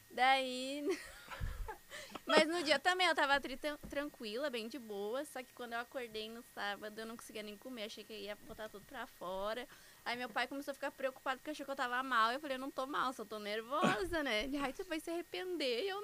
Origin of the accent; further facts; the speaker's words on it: Canoas, Rio Grande do Sul, Brazil; also born or lived in Cascavel, Paraná; eu nasci em Cascavel, Paraná, mas eu cresci aqui em Canoas.